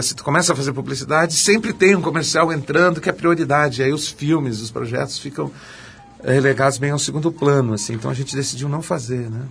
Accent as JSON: {"language": "Portuguese", "town": "Porto Alegre", "region": "Rio Grande do Sul", "country": "Brazil", "tie": "born or raised there", "said": "Porto Alegre, eu, eu, eu gosto muito, eu, eu nasci a 300 metros de onde eu moro"}